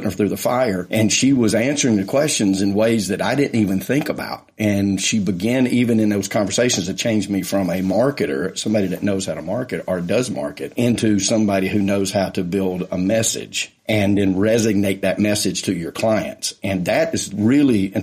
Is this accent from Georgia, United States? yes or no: yes; Atlanta, Georgia, United States; I had an office in my hometown of Atlanta in the suburbs